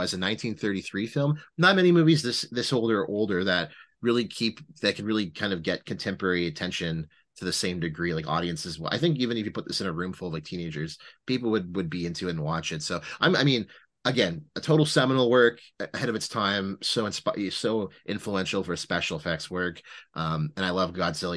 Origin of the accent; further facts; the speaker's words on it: Ottawa, Ontario, Canada; we're all from Ottawa